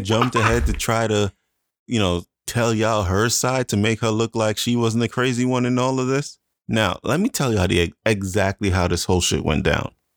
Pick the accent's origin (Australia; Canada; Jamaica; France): Jamaica; moved away; I am Jamaican